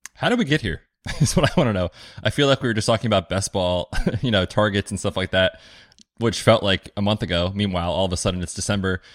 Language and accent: English; United States; like all Americans, we're optimistic